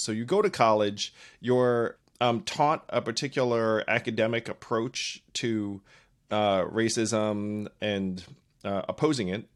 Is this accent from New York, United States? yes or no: yes; upstate New York, United States; I grew up in an upstate New York town that was predominantly, almost exclusively white